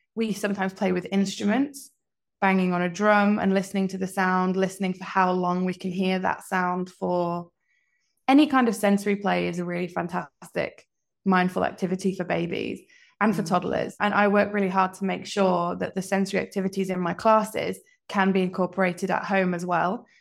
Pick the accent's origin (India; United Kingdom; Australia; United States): United Kingdom; Leeds, Yorkshire and the Humber; also born or lived in Oxford / London / Scotland; now in Hong Kong; I'm from the UK originally, from all over. Lived in Oxford, London. I grew up in Leeds, and most recently, I'm from Scotland